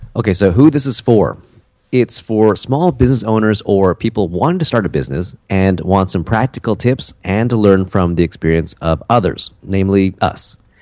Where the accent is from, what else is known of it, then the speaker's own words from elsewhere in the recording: Canada; also born or lived in South Korea; a Canadian guy who lives in Vancouver